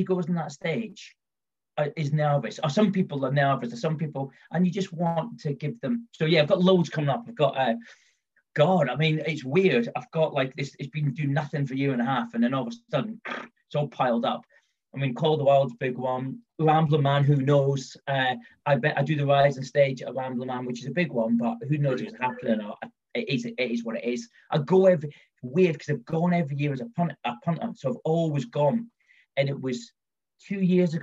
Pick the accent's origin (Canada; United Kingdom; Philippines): United Kingdom; London; moved away as an adult; also born or lived in Scotland; now in Midlands, United Kingdom; I'm kind of from London, well, I'm from Scotland, but I've kind of lived in London all my life